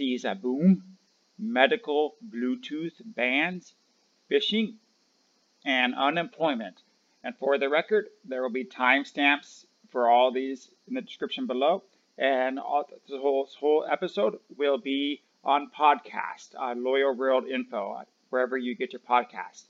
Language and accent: English; United States; I'm from America